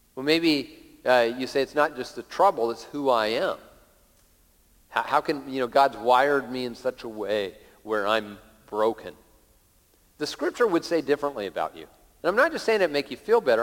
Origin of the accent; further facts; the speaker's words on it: Lakewood, Washington, United States; when I was a little kid, uh, uh growing up in Lakewood, south of Tacoma